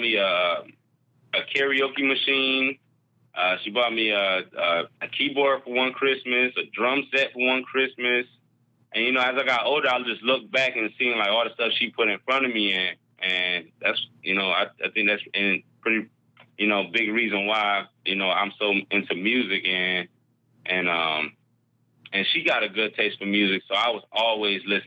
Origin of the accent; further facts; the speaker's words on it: Rochester, New York, United States; I was raised in Rochester, New York